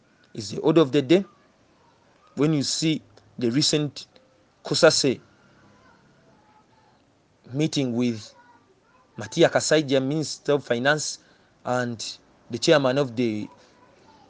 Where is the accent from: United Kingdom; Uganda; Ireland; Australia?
Uganda; Central Region; I'm from the Central. I've never been a person from the Western."